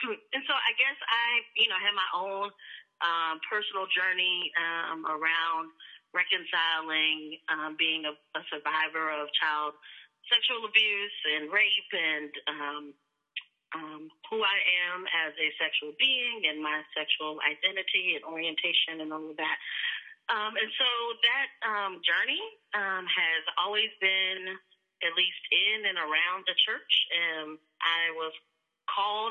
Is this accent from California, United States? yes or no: yes; California, United States; moved away as an adult; also born or lived in Washington, D.C.; I am a Cali girl by way of D.C., born and raised in California